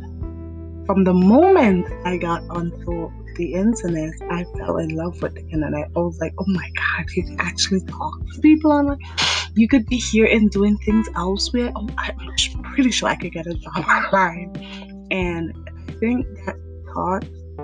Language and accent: English; St. John's, Saint John, Antigua & Barbuda; I was born in Antigua, St. John's